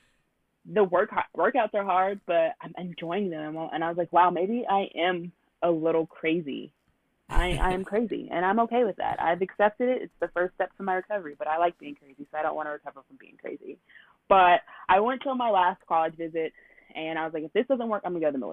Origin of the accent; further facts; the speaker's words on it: Texas, United States; I was born and raised in Texas